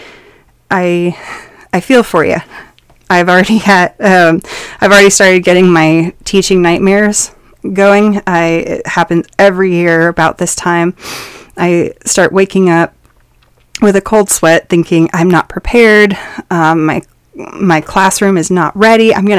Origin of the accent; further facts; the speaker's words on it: Montana, United States; I come from Montana